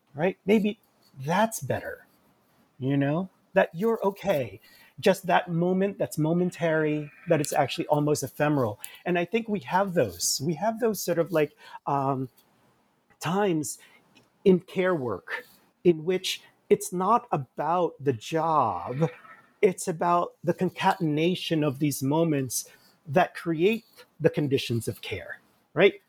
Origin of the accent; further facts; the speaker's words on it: Jersey City, New Jersey, United States; also born or lived in Manila, Philippines; I grew up in Jersey City. I came uh, with my family in bits and pieces in the 1970s to the United States from the Philippines. I was born in Manila